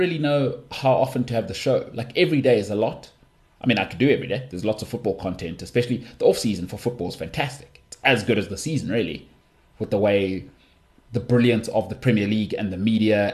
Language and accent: English; South Africa; I'm from South Africa.